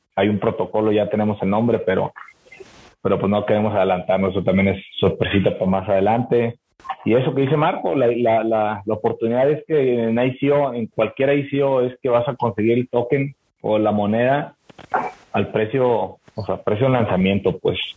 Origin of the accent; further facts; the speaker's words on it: Mexico; nosotros como mexicanos